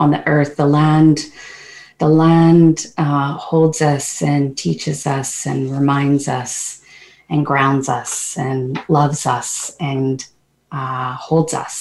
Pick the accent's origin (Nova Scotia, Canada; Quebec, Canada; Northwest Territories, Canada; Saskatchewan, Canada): Northwest Territories, Canada; Hay River; now in British Columbia, Canada; I was born in Hay River, Northwest Territories